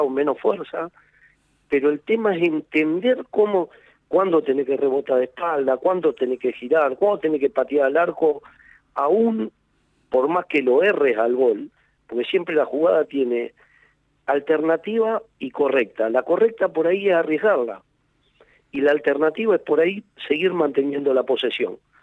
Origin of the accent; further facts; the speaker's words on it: Argentina; somos nosotros los argentinos